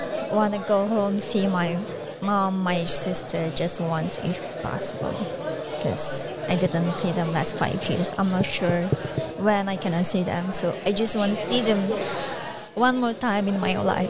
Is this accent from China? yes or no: yes; East Turkestan, near the Taklamakan desert, Xinjiang, China; born or raised there; English is a second language; now in Northern Virginia, United States